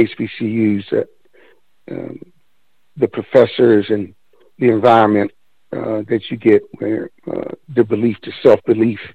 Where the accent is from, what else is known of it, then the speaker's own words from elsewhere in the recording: Washington, District of Columbia, United States; moved away; also born or lived in Seattle / Oklahoma City; being from the DMV